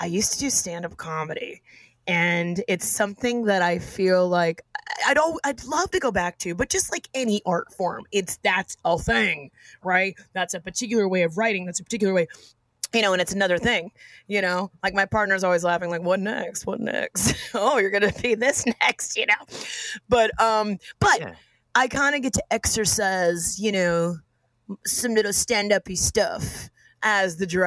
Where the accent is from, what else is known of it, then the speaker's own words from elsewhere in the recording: Austin, Texas, United States; moved away; I'm from Austin, Texas originally.